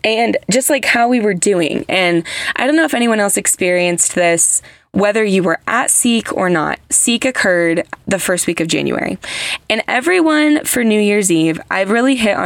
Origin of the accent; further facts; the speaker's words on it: United States; I'm American